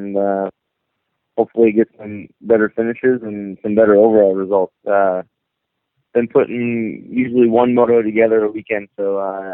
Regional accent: Minnesota, United States; I grew up in Minnesota

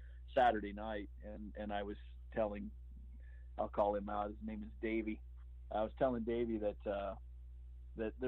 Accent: Midwest, United States; I'm from the Midwest in the U.S.

